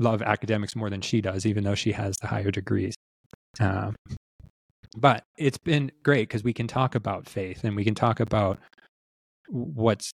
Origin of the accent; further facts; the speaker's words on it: Southern California, United States; also born or lived in China; I grew up on Thrifty's ice cream in Southern California